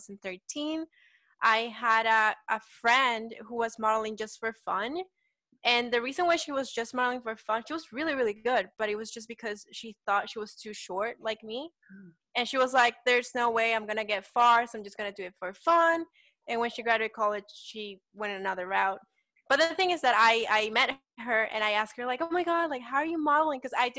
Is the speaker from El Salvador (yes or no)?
yes; El Salvador; moved away as an adult; now in Germantown, Maryland, United States; I am originally from El Salvador.